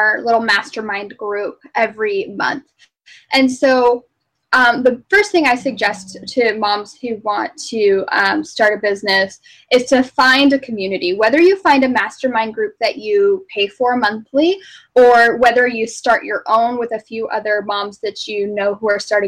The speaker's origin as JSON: {"language": "English", "region": "Arizona", "country": "United States", "also_born_or_lived": "Phoenix, Arizona / Alaska", "moved": "as an adult", "said": "I'm from Arizona. I'm not even from the East Coast."}